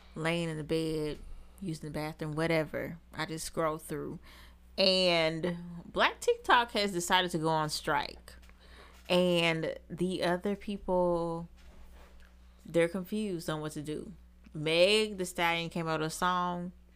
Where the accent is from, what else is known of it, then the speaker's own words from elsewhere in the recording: Seattle, Washington, United States; moved away; I'm from Seattle